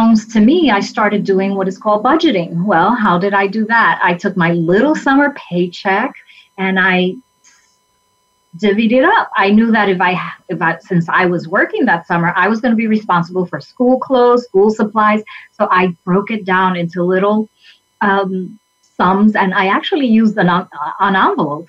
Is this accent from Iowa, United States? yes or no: no; New York City, New York, United States; I was born and raised in the South Bronx of New York